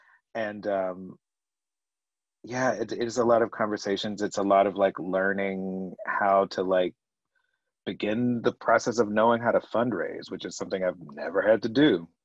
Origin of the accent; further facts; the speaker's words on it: the South, United States; So I'm from the South, Morgan is from the Bay Area.